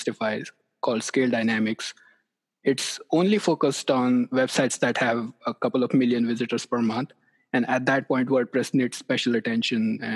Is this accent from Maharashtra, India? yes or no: yes; near Mumbai, Maharashtra, India; moved away as an adult; also born or lived in Lubbock, Texas; now in Knoxville, United States; I grew up in India near a city, near Mumbai.